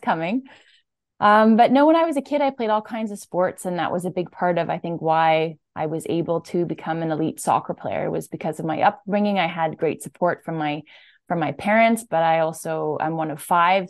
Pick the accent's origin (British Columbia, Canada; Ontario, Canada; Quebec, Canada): Quebec, Canada; Saint-Bruno-de-Montarville; I'm from Saint Bruno, Quebec, which is just outside of Montreal.